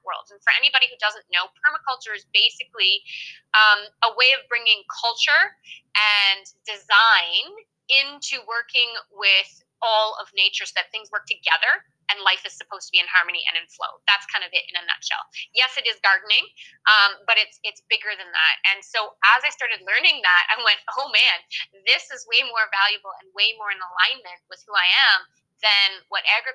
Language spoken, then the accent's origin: English; Canada; moved away as an adult; also born or lived in France / Alberta; I'm Canadian